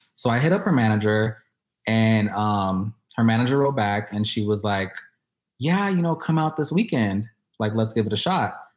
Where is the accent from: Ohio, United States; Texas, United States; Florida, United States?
Texas, United States; Houston; moved away; I am born and raised in Houston